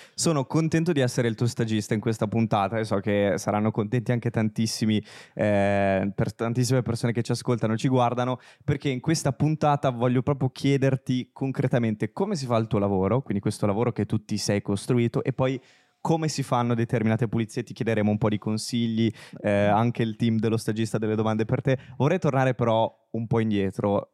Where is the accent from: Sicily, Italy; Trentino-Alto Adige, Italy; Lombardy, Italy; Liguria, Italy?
Liguria, Italy; Genoa; now in Milan, Italy; entrambi siamo genovesi